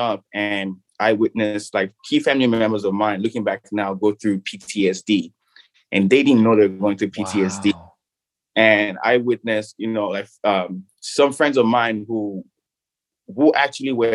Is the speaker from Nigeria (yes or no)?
yes; Nigeria; the country that I grew up in Nigeria